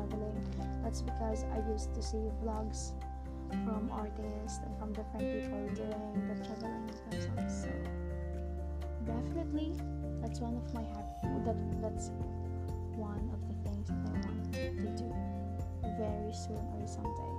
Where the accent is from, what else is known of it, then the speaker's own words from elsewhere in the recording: Masbate City, Bicol Region, Philippines; I'm from Masbate City.